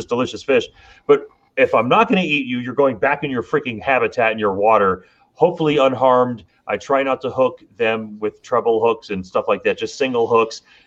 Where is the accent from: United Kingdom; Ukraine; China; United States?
United States; Miami, Florida; growing up in Miami, me and my friend Scott, we fish all the lakes